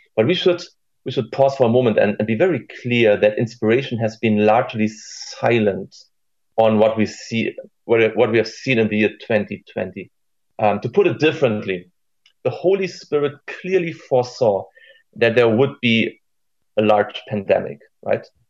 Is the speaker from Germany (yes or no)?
yes; Germany; here in our secular Germany